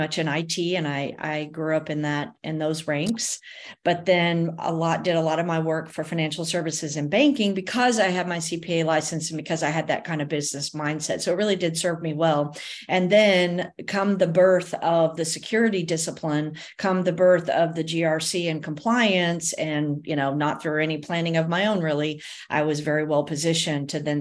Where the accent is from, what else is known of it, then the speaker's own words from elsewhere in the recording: Texas, United States; also born or lived in Fort Worth, Texas; I am a Texan. I'm very proud of my Texas roots. So we live in Fort Worth, Texas.